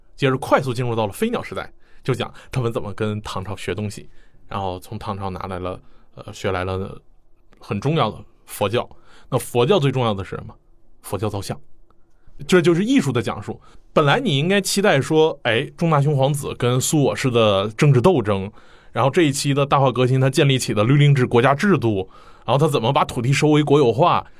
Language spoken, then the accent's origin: Chinese; China; 我们中国人可能会逛博物馆最关心他想展览的东西